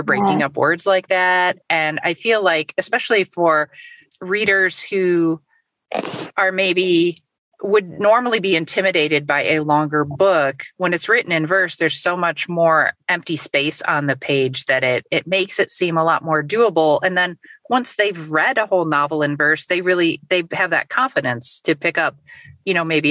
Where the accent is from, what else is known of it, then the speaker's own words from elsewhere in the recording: Chicago, Midwest, United States; a Midwesterner